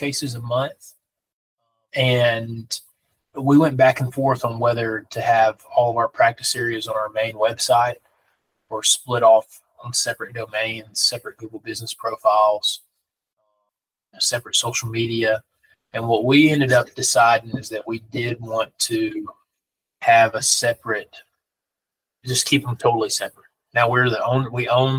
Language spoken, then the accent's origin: English; Danville, Alabama, United States; now in Huntsville, United States; I grew up right here. I remember when this Dollar General was built. I went to high school right across the street at Danville High School